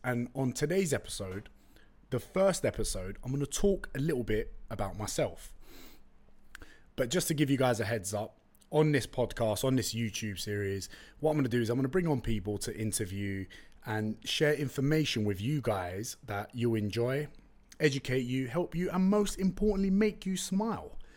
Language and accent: English; London, United Kingdom; first language Turkish; English is a second language; I was born in Tottenham, went to school in East London